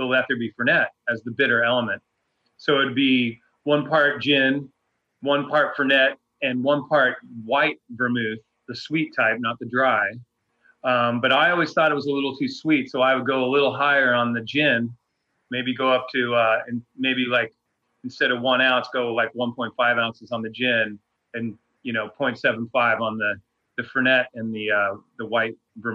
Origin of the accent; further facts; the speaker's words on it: Logan, Utah, United States; moved away; I'm originally from Logan, Utah. It's in northern Utah